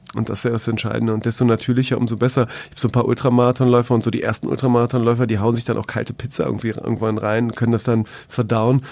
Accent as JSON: {"language": "German", "region": "Berlin", "country": "Germany", "said": "als Berliner"}